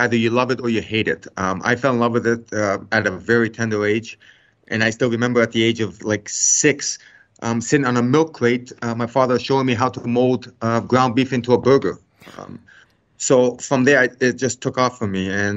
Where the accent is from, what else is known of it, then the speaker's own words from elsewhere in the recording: Canada; I was born in Canada, but my family, we are Macedonian Greek heritage